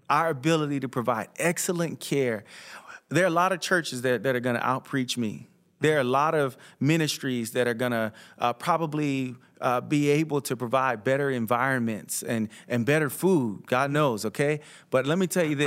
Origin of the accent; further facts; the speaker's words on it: South Florida, United States; when I was growing up in South Florida